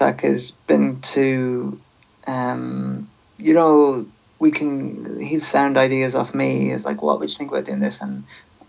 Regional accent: Sligo, Connacht, Ireland; I'm from Sligo

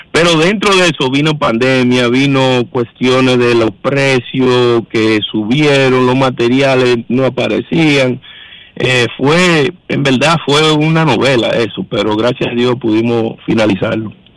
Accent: Dominican Republic; somos dominicanos

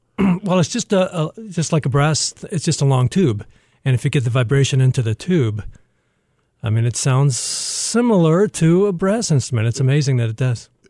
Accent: Toledo, Ohio, United States; also born or lived in Dallas; now in Detroit, United States; I'm from Toledo

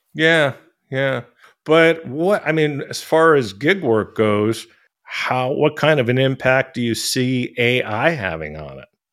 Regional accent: San Francisco, California, United States; moved away as an adult; now in Thailand; I'm from San Francisco

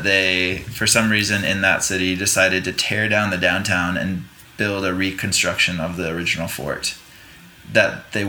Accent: Rome, New York, United States; moved away; also born or lived in North Carolina; I was born in upstate New York, in central New York.

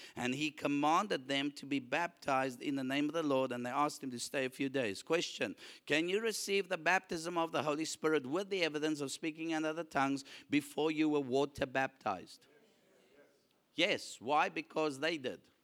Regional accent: South Africa; I'm a South African with a South African passport

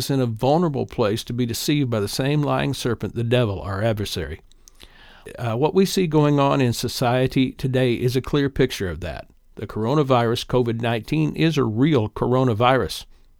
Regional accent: Little Mug Creek, Kentucky, United States; now in Indiana, United States; I live in Northeast Indiana, having moved here with my family about 55 years ago. I'm originally from East Kentucky, Little Mug Creek, to be specific, in Floyd County.

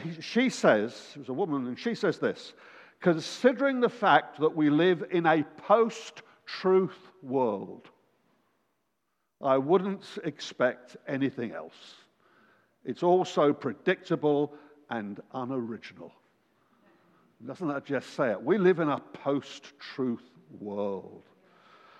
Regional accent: England, United Kingdom; we're from England

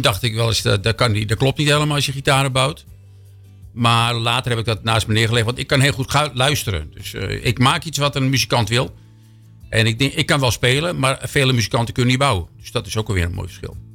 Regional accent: Amsterdam, North Holland, Netherlands; moved away as an adult; now in Hilversum, Netherlands; geboren in Amsterdam. Sinds 30 jaar in Hilversum

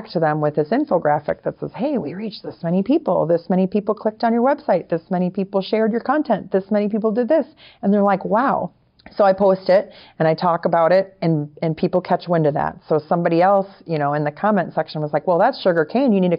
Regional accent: Wisconsin, United States; now in Florida, United States; We're both from Wisconsin. Originally, I'm from Wisconsin

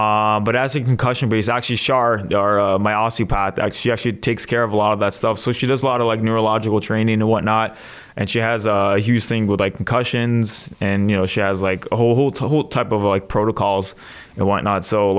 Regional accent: Mississauga, Ontario, Canada; Mississauga, yeah.

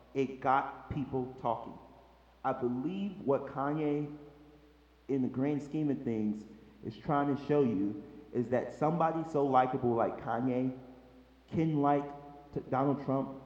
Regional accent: Chicago, Illinois, United States; moved away as an adult; I'm a boy from Chicago, Illinois

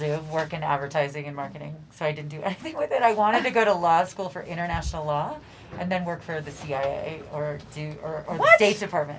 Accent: Chicago, Illinois, United States; also born or lived in Boulder; now in San Francisco, United States; I live in San Francisco. We're from Chicago.

